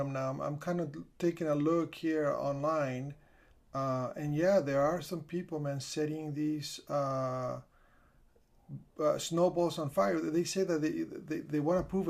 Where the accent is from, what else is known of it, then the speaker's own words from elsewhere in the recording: California, United States; I'm from California. The only snow I get here are actually Slurpees from 7-Elevens.